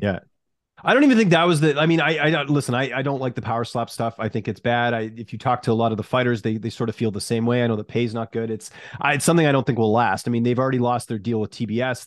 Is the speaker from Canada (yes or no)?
yes; Canada; I'm Canadian